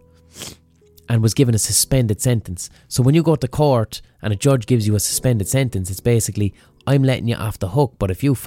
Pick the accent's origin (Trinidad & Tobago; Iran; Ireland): Ireland; as Irish people